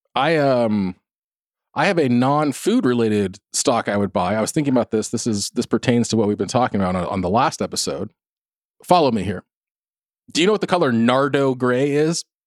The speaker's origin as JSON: {"language": "English", "area": "South Orange County", "region": "California", "country": "United States", "tie": "born or raised there", "said": "I grew up in South Orange County"}